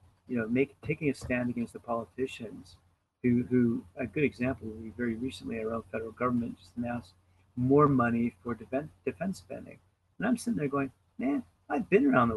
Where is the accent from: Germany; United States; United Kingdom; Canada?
Canada; as a Canadian